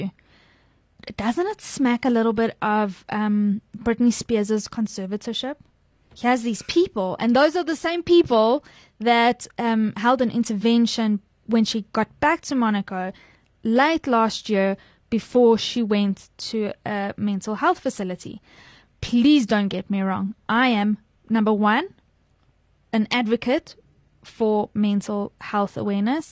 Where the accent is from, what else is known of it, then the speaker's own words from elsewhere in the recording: South Africa; as a South African